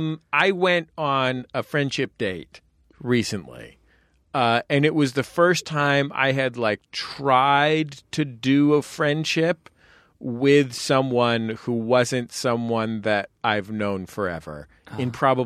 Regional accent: San Francisco, California, United States; I'm from San Francisco.

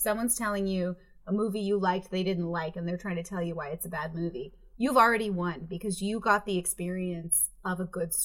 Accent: East Longmeadow, Massachusetts, United States; I grew up in Western Massachusetts, which is kind of the middle of nowhere

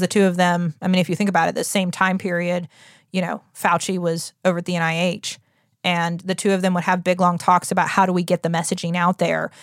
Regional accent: United States; We're the American public

